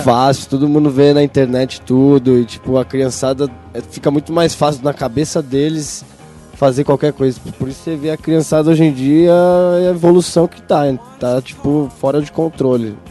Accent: Santo André, São Paulo, Brazil; also born or lived in São Bernardo do Campo; Nasci em São Bernardo, mas morei depois em Santo André com a família ali

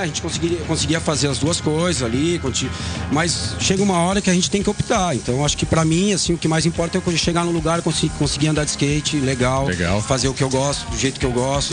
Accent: São Leopoldo, Rio Grande do Sul, Brazil; moved away; also born or lived in Esteio / São Paulo; eu nasci em Esteio, mas já tá. um ano eu fui morar em São Leopoldo, que é uma cidade do lado da Grande

